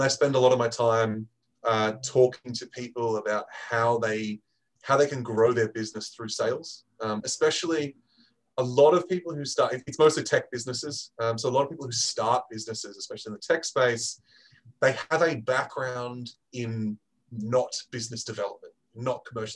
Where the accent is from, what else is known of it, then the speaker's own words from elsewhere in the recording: Australia; moved away as an adult; now in United Kingdom; I am originally an Aussie, and I moved to the UK for the Rugby World Cup 2015 and never left